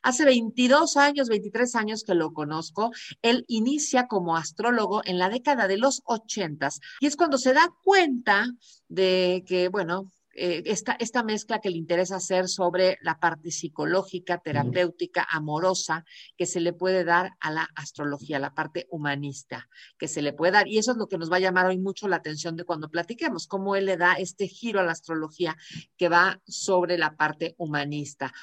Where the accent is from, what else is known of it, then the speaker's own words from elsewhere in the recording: Buenos Aires, Argentina; yo nací a las diez y cuarto de la noche de Buenos Aires el 28 de enero